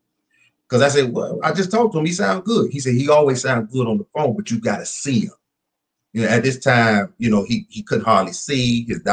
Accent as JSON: {"language": "English", "town": "Minnie", "region": "Louisiana", "country": "United States", "tie": "born there", "said": "Remember now, I told you I was born in Minnie, Louisiana."}